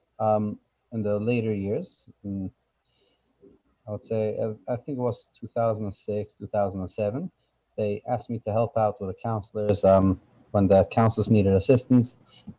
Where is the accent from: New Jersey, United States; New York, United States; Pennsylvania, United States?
New York, United States; New York City; I grew up in Borough Park, Brooklyn